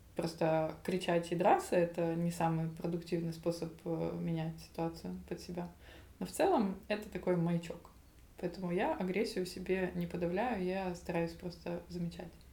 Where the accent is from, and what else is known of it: Zaporizhzhia, Zaporizhzhia Oblast, Ukraine; moved away; also born or lived in Paris